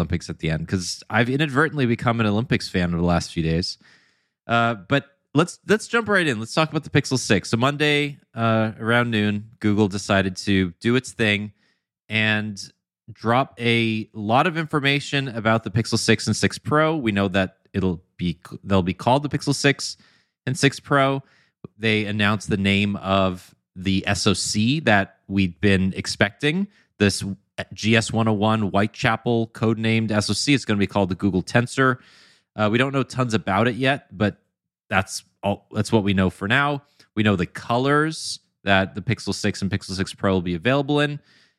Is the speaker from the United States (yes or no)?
no; Canada; Yeah, I think so too. It's called being Canadian.